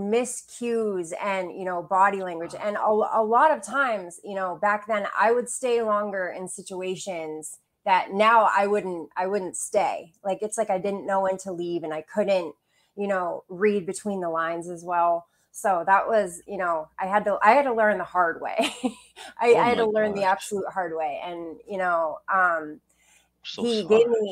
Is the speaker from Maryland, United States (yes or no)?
no; Bangor, Maine, United States; also born or lived in Quincy, Illinois / Brooklyn, New York; we moved up to the Bangor area, and I lived most of my life there. And I had a really great childhood